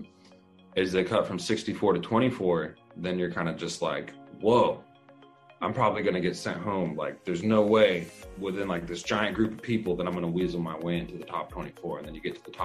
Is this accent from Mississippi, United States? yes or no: no; Victorville, California, United States; Yeah, I was born in Victorville, California. That's where I was born, and I grew up in the high desert. So this is my home state.